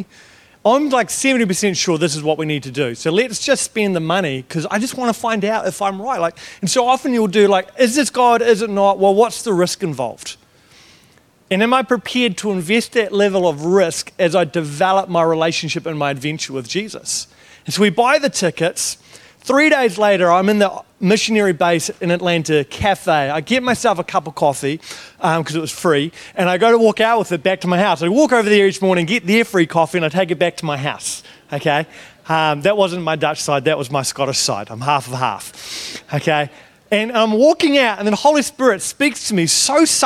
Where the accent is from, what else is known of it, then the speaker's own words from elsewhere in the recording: New Zealand; I'm from New Zealand, not Australia.